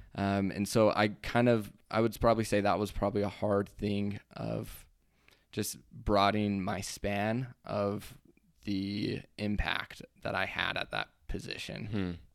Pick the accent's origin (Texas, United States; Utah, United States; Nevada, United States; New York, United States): Utah, United States; we're from Utah